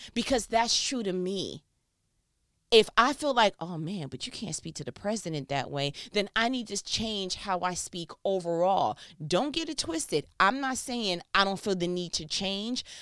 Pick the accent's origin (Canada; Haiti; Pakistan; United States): United States; New York; I'm from New York